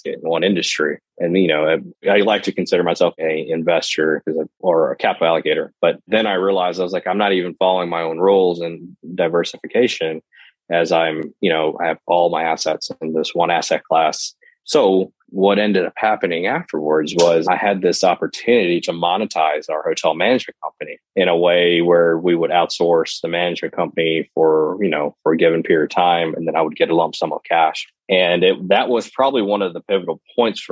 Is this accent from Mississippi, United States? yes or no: yes; Lexington, Mississippi, United States; I grew up in a small town in Lexington, Mississippi